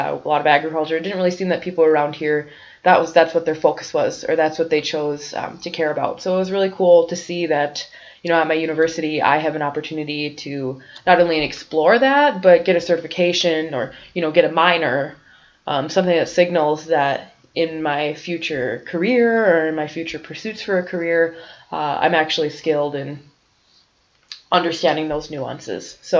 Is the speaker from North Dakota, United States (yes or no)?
yes; North Dakota, United States; I'm living in Grand Forks, going to UND, and I'm from North Dakota